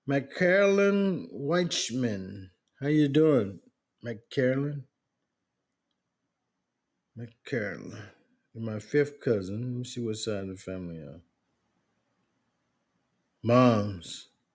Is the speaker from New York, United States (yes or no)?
yes; Bronx, New York, United States; also born or lived in Asheville, North Carolina / Germany / Kansas; now in Georgia, United States; I was born in Asheville, North Carolina, but raised in Boogie Down Bronx. I spent many of my summers in Asheville with my grandparents, Joe Jonathan and Maggie Magnolia Rivers.